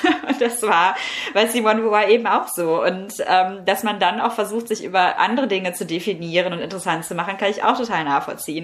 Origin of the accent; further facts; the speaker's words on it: Herne, North Rhine-Westphalia, Germany; moved away as an adult; in meiner Heimatstadt Herne